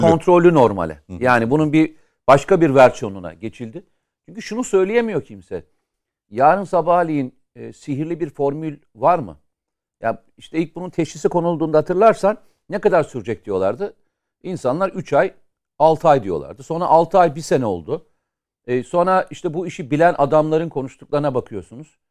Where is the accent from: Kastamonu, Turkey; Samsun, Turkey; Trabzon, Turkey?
Samsun, Turkey; benim şehrim de orada. Yani Samsun